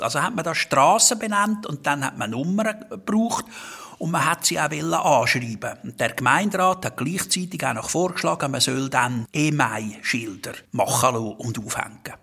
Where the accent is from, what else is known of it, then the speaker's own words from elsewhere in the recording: Glarus, Switzerland; now in Herzogenbuchsee, Switzerland; ich komme aus dem Kanton Glaris, Ziegerschlitz